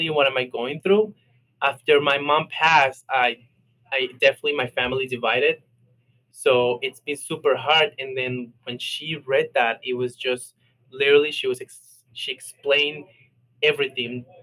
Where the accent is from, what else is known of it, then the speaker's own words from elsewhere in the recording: Colombia; Especially I'm from Colombia. I'm, I'm Latino, so that's like top thing that everybody tells you.